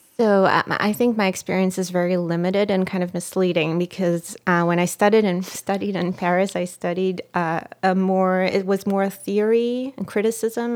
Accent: Israel; first language Hebrew; English is a second language; moved away as an adult; now in United States; when I speak Hebrew, my voice becomes, it's almost like I'm, I'm a kid again

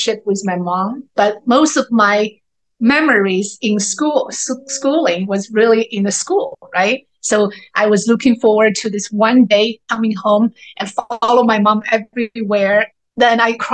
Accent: Chengdu, Sichuan, China; moved away as an adult; also born or lived in Uganda / Nigeria / England; now in United States; I grew up in China, the capital city of panda bears. I've always said Chengdu is where I grew up with.

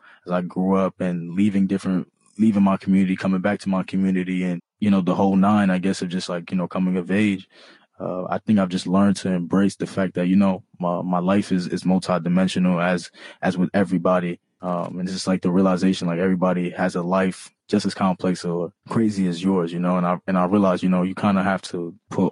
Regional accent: New York City, New York, United States; first language Bambara; also born or lived in Massachusetts; growing up in Harlem

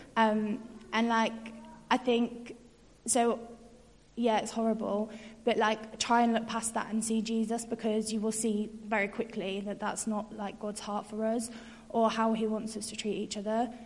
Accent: York, Yorkshire and the Humber, United Kingdom; moved away as an adult; now in Birmingham, United Kingdom; I'm from York and came to UOB to study sociology and then stayed

